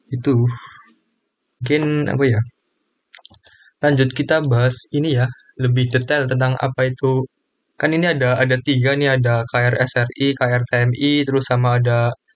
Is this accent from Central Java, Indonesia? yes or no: yes; Kebumen, Central Java, Indonesia; asal saya itu dari Kebumen